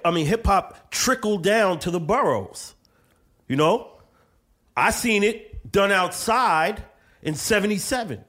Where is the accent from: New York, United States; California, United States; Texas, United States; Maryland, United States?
New York, United States; New York City; now in Bronx, United States; I'm from Brooklyn